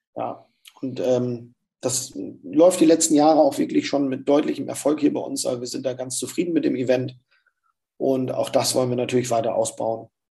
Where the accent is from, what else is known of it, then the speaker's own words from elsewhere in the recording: the North, Northern Germany, Germany; bei uns im Norden